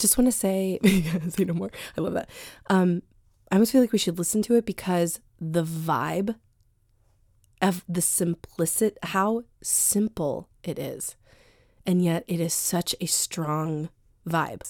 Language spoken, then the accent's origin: English; Sterling, Virginia, United States; moved away as an adult; also born or lived in New York City; now in Washington, D.C., United States; I grew up in Northern Virginia. I grew up in Sterling